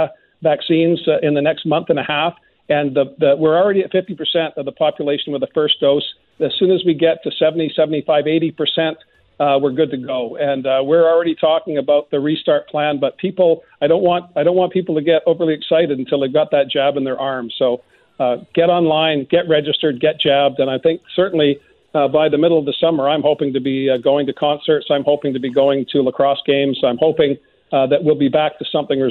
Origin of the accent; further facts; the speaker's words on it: Vancouver Island, British Columbia, Canada; also born or lived in Australia; I grew up on Vancouver Island